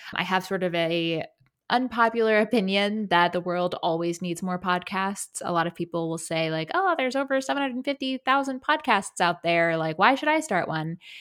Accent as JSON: {"language": "English", "region": "South Carolina", "country": "United States", "tie": "born or raised there", "said": "growing up in South Carolina"}